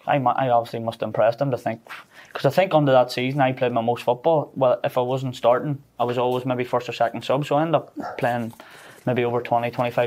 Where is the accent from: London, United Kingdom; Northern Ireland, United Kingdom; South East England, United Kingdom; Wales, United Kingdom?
Northern Ireland, United Kingdom; moved away as an adult; also born or lived in Scotland / South Korea; growing up in Northern Ireland, with sort of maybe the divide between the two